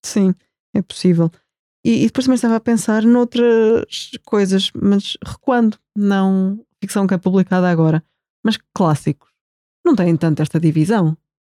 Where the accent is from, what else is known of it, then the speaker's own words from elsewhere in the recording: Portugal; nós, como portugueses aqui neste retângulo